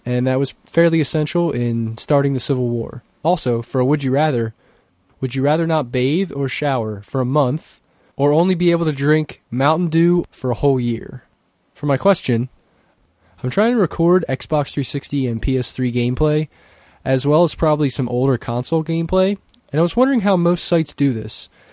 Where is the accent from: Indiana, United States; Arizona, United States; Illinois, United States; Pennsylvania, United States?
Pennsylvania, United States; Christiana; from Christiana, P